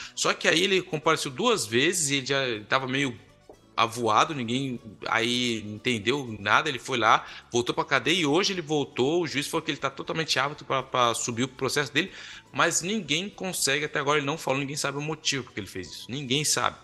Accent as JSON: {"language": "Portuguese", "country": "Brazil", "moved": "as an adult", "lives_now": "Quebec, Canada", "said": "quando a gente vem do Brasil"}